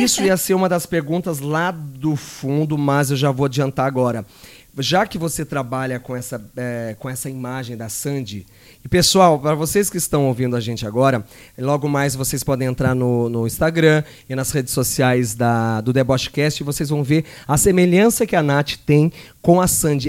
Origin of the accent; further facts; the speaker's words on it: Jacareí, São Paulo, Brazil; moved away; lá na minha cidade que tinha Jacareí